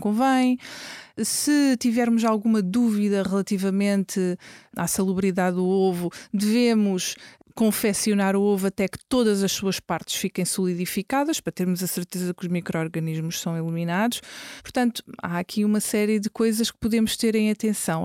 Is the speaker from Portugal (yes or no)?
yes; Lisbon, Portugal; Eu cresci, cresci em Lisboa, nasci em Lisboa, cresci em Lisboa, estudei em Lisboa